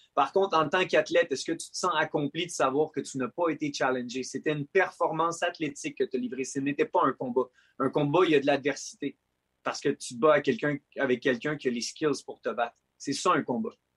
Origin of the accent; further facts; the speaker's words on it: Quebec, Canada; Je suis un Québécois, je suis un Canadien.